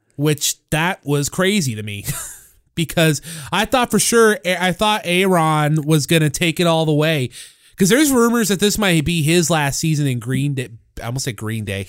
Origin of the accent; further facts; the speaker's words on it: St. Louis, Missouri, United States; I grew up with them in St. Louis